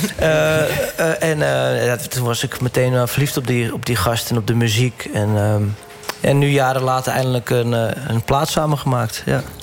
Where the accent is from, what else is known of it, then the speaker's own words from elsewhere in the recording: Hoorn, North Holland, Netherlands; in Horen, waar ik vandaan kom